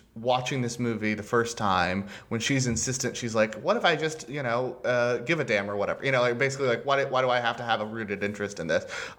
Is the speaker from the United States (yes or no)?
yes; Texas, United States; I'm from Texas. I grew up with people who have traditions of guns in their family.